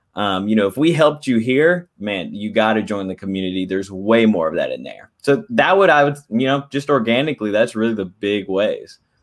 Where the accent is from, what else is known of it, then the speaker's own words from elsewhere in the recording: Dallas, Texas, United States; I'm from Dallas, Texas